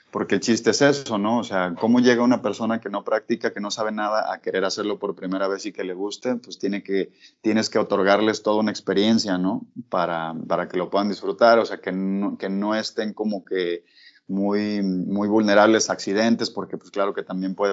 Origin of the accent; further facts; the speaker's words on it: Guadalajara, Jalisco, Mexico; yo soy de aquí de Guadalajara